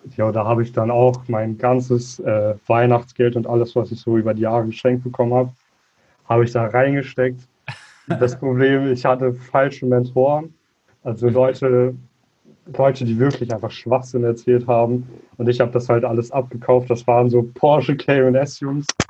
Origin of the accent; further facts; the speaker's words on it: Münster area, North Rhine-Westphalia, Germany; komme aus dem Bereich Münster, aus einer kleinen Vorstadt davon